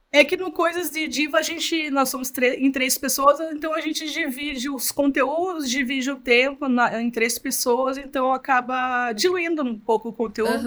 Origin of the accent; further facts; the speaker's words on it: Curitiba, Paraná, Brazil; eu sou aqui de Curitiba mesmo